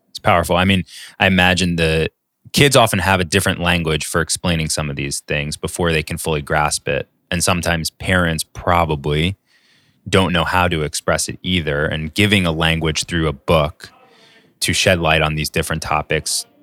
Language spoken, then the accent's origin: English; New York, United States; being a New Yorker